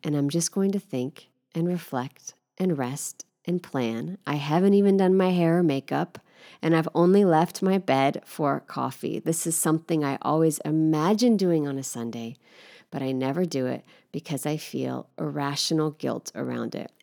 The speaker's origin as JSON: {"language": "English", "country": "United States", "moved": "as an adult", "lives_now": "Paris, France", "said": "as an American, not having had this sort of training and rhetoric growing up"}